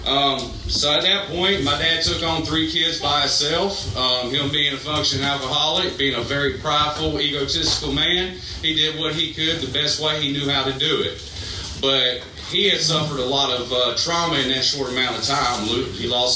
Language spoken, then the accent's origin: English; Greenville, South Carolina, United States; I was born in Greenville, South Carolina. Two parents and two younger siblings